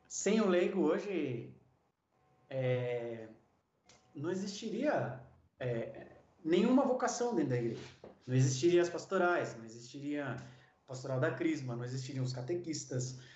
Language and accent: Portuguese; Taboão da Serra, São Paulo, Brazil; Eu nasci em São Paulo mesmo, no município de Taboão da Serra, Hospital Zona Sul